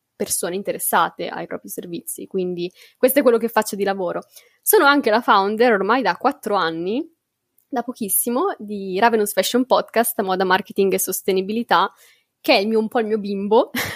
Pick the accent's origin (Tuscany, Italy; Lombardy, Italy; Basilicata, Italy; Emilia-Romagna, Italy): Emilia-Romagna, Italy; Bologna; Io sono di Bologna